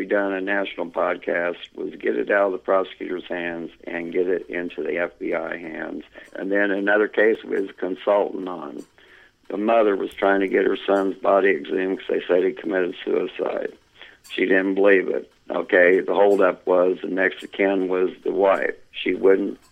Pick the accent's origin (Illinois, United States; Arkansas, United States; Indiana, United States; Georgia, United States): Indiana, United States; moved away as an adult; also born or lived in Champlain, New York; now in Plattsburgh, United States; I'm originally from Indiana. I come up here on business, up here in Champlain, New York is where I started, liked it, ended up staying up here. Now I live in Plattsburgh, New York